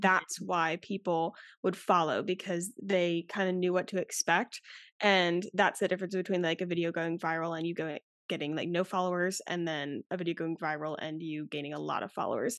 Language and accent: English; Charleston, South Carolina, United States; I'm from Charleston, South Carolina